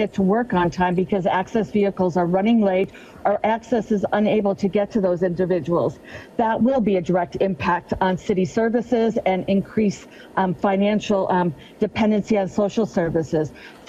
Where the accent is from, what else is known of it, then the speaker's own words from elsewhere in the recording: Shoreline, Washington, United States; I'm from the Ballinger neighborhood, and I represent this area in City or County Council